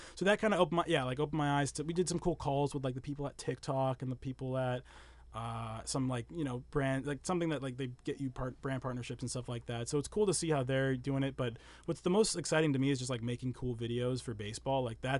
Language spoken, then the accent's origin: English; New Hampshire, United States; I'm from New Hampshire